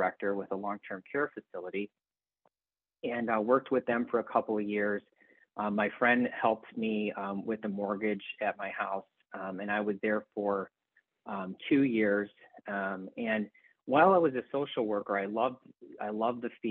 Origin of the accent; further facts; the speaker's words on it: Elmhurst, Illinois, United States; moved away; I grew up in Elmhurst, Illinois, which is outside of Chicago